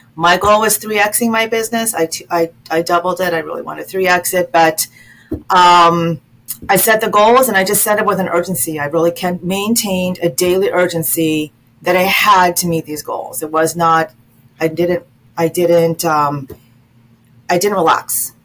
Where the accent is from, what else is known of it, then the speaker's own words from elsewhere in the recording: Las Vegas, Nevada, United States; now in DMV region, United States; I'm originally from Vegas, from Las Vegas, so that's sort of also in my in my in my d- DNA